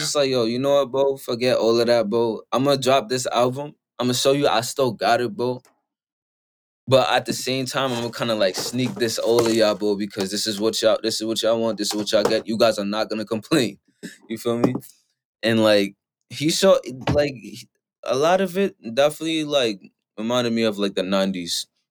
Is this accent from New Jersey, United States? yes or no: no; New York, United States; I'm from New York